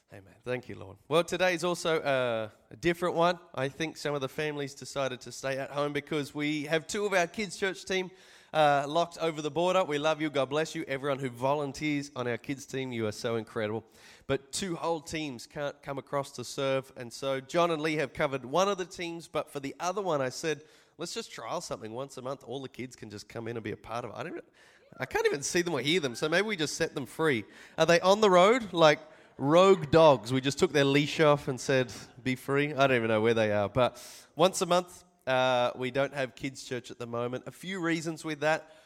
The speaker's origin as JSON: {"language": "English", "country": "Australia", "said": "I'm from Australia"}